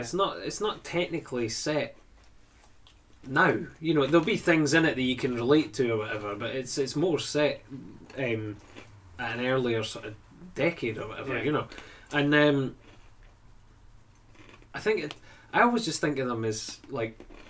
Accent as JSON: {"language": "English", "town": "Dundee", "region": "Scotland", "country": "United Kingdom", "said": "I was of an area where nobody spoke like that whatsoever. Nobody spoke with even a harsher Dundee accent."}